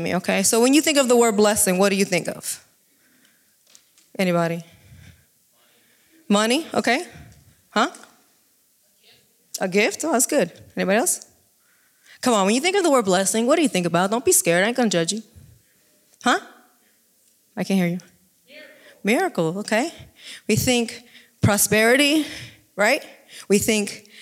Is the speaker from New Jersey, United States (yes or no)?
yes; New Jersey, United States; now in Jacksonville, United States; I'm originally from New Jersey and moved to Jacksonville, Texas to work in a ministry.